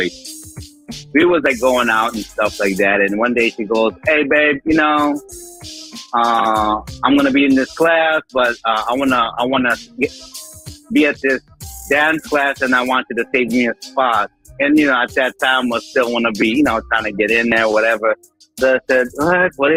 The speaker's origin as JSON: {"language": "English", "country": "Philippines", "said": "me being Filipino, we got that Latin touch"}